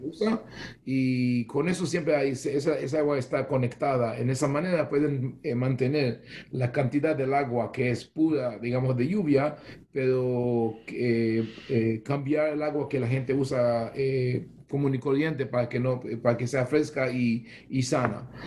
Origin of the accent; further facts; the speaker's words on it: Israel; Spanish is a second language; moved away as an adult; also born or lived in Bogotá, Colombia; now in United States; nací en Israel, crecí en una, en, una familia, una casa muy balanceada, eh, con amor a Israel